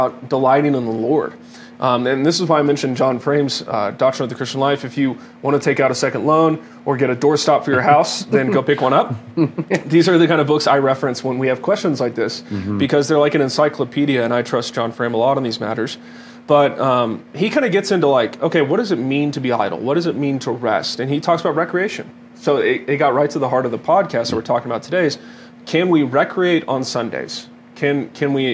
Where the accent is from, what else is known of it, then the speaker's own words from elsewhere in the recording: Dallas, Texas, United States; now in Colorado, United States; I was from Dallas